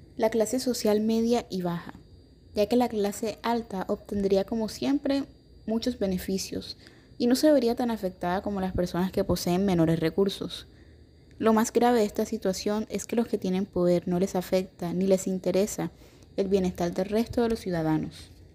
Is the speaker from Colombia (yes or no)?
yes; Colombia